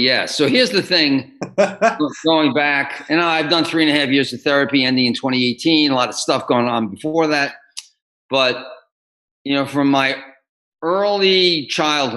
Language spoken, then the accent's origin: English; New York City, New York, United States; moved away as an adult; also born or lived in Los Angeles; now in Austin, United States; I grew up in New York City. I lived all my life until 1997 in New York City, 16 years in LA, and then the last 8.5 years here in Austin